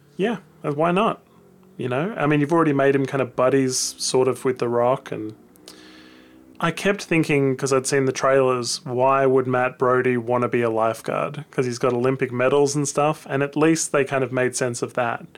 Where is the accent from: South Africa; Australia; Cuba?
Australia; I'm an Aussie